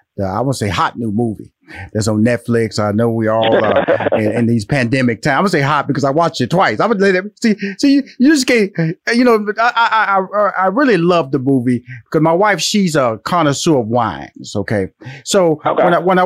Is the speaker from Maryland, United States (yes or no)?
no; Houston, Texas, United States; When you talk about Memphis, I'm from Houston, Texas. I'm a Texas boy.